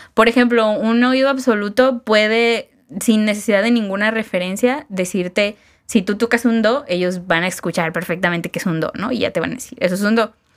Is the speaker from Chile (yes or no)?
no; Mexico; para nosotros mexicanos